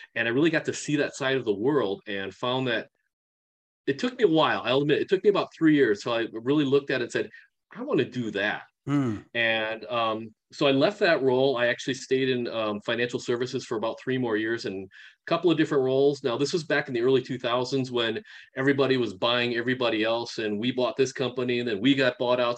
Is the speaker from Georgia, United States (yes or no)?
no; Milwaukee, Wisconsin, United States; also born or lived in Japan; now in Madison, United States; I was actually born in Japan and at three months old came over to the states and then for about the next 40 years or so uh, my life uh, growing up and living was um, right outside of milwaukee wisconsin